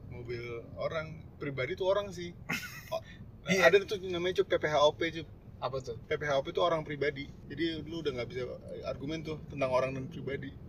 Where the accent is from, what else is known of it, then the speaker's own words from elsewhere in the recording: Depok, West Java, Indonesia; dari kan gue dari Depok kan